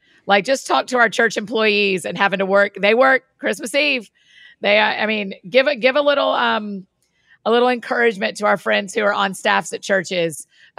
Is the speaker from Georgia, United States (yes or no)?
yes; Georgia, United States; I grew up in Georgia